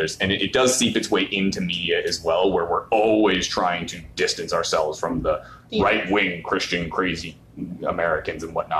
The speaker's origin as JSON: {"language": "English", "country": "Canada"}